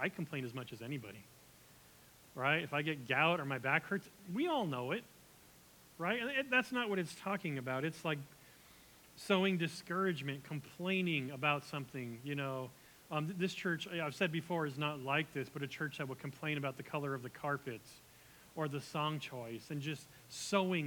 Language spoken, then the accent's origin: English; United States; we're American